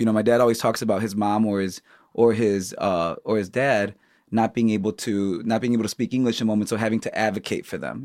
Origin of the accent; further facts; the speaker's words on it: Chicago, Illinois, United States; I grew up on the South Side